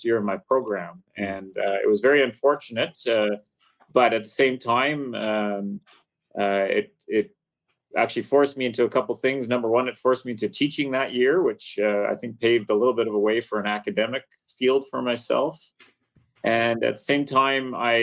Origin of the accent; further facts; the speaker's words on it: British Columbia, Canada; I grew up in Western Canada, British Columbia, went to school at the University of British Columbia